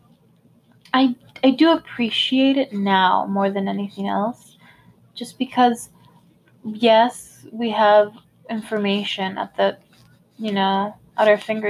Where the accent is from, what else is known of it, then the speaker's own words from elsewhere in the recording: United States; I was born here in the United States. Like, I have Hispanic parents